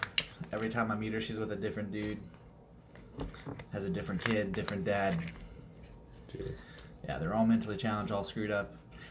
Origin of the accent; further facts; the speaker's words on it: Akron, Ohio, United States; I was born officially in Akron, Ohio. Famously known for the hometown of the one, the king, LeBron James. Yeah. Not too far from Cleveland, actually.